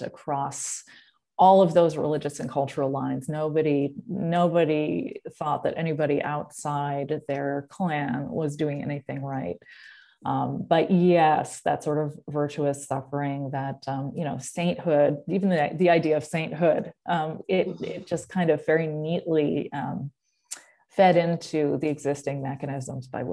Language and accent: English; Massachusetts, United States; now in Los Angeles, United States; growing up in Massachusetts